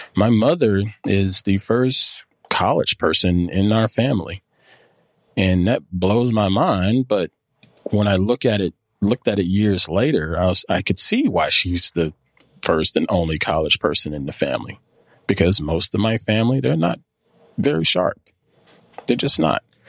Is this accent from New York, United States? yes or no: no; near Clemson, South Carolina, United States; now in North Carolina, United States; I grew up near Clemson, South Carolina, and it's all football